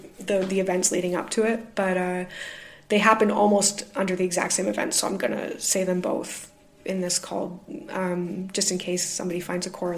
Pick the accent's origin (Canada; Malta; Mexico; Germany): Canada; now in Glasgow, United Kingdom; I am the Canadian living in Glasgow, UK